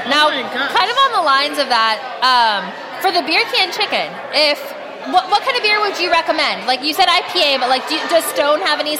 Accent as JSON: {"language": "English", "region": "Texas", "country": "United States", "said": "I'm from Texas, and like I grew up on beer can chicken."}